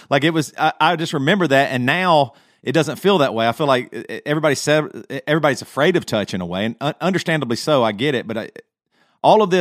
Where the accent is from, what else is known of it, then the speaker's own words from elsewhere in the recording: Greer, South Carolina, United States; Matt and I grew up in Greer, South Carolina, in the '80s